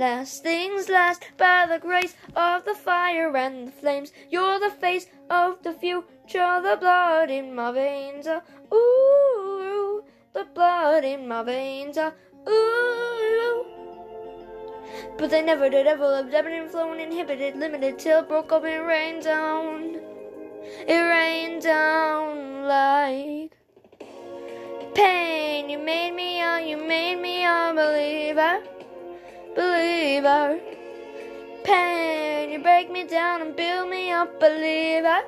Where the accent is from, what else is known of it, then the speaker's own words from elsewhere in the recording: Canada; I'm from Canada, so if you notice me spelling favorite with an O-U instead of just